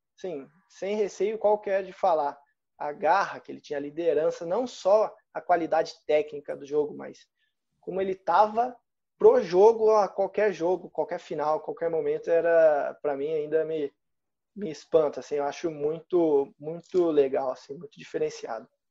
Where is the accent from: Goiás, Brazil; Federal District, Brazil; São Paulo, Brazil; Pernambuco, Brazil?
Goiás, Brazil; Goiânia; moved away; also born or lived in Curitiba, Paraná; eu vim de Goiás, né? Lá não tinha nenhum time assim de referência. Eu nasci em Curitiba, mas comecei a jogar vôlei em Goiânia